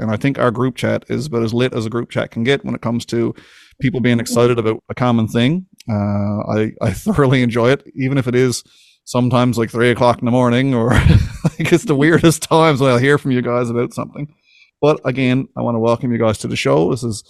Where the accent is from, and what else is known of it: Winterton, Newfoundland and Labrador, Canada; born or raised there